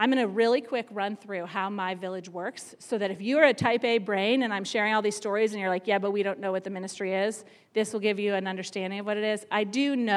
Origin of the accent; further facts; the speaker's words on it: near Baltimore, Maryland, United States; I grew up in Maryland, right near Baltimore, and we lived on an acre of land that backed up to woods